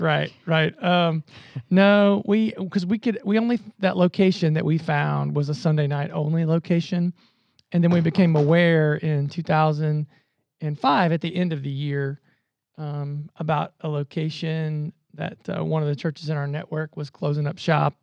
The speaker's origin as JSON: {"language": "English", "region": "Southern Ohio", "country": "United States", "tie": "born or raised there", "also_born_or_lived": "Columbus, Ohio", "said": "grew up in Southern Ohio, came to the Ohio State University"}